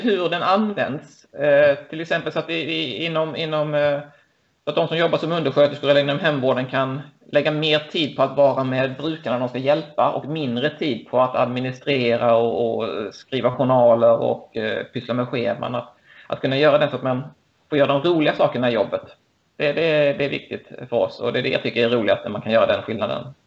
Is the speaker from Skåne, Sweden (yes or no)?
yes; Lund, Skåne, Sweden; Jag är ehm, född och uppvuxen i Lund